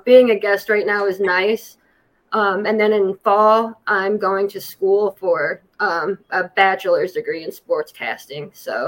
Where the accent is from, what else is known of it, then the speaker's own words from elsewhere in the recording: Ohio, United States; Yeah, that's correct. I'm just 20 minutes west of Cleveland.